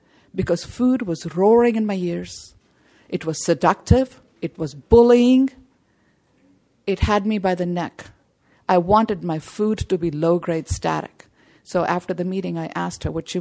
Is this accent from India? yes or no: yes; India; I come from India